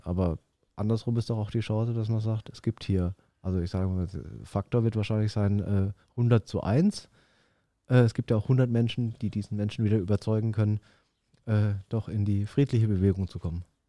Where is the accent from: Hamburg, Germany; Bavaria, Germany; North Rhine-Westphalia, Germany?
Bavaria, Germany; Würzburg; now in Stuttgart, Germany; ich komme eigentlich aus Würzburg, das ist so eine Studentenstadt